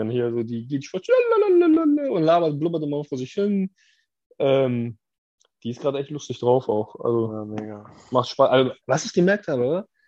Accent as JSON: {"language": "German", "region": "Hamburg", "country": "Germany", "said": "Ich bin ja aus Wilhelmsburg."}